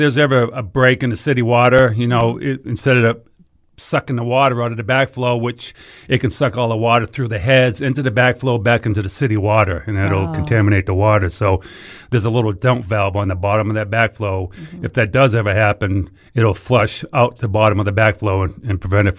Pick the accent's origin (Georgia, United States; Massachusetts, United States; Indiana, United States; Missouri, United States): Massachusetts, United States; now in Memphis, United States